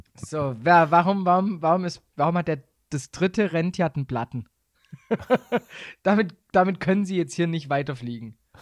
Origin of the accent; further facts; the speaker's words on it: Swabia, Baden-Württemberg, Germany; accent: Swabian; moved away as an adult; now in Bavaria, Germany; als Schwabe